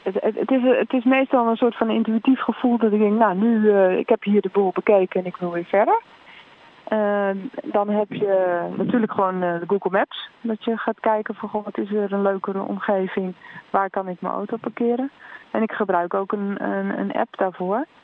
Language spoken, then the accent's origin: Dutch; Netherlands; Ik kom uit Nederland